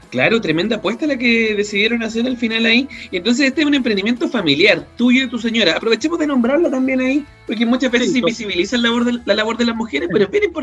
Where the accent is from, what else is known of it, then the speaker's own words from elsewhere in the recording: Santiago, Santiago Metropolitan Region, Chile; moved away as an adult; now in Salamanca, Chile; yo soy de Santiago.